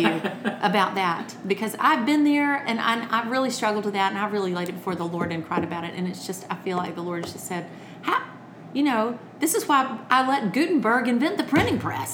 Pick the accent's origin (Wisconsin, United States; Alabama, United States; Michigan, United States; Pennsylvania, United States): Alabama, United States; Birmingham; also born or lived in California; I'm I'm a Southern girl. I'm from Alabama. I, I was born in California because my father was in the army, and but then but then they moved us back home to Birmingham, Alabama.